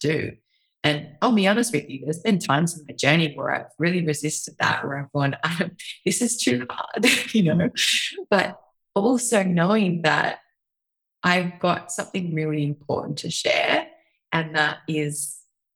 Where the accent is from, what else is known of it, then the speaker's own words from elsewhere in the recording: Australia; moved away as an adult; also born or lived in New York; being an Australian